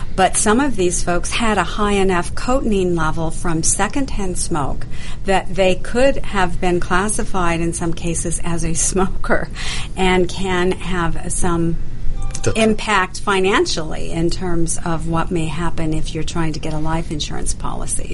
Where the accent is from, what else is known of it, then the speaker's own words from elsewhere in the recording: Idaho, United States; moved away; also born or lived in Canada; I grew up in Idaho